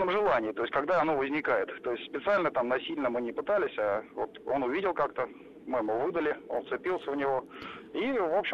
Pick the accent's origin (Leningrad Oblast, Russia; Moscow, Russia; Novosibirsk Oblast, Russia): Moscow, Russia; Здравствуйте. Я из Москвы.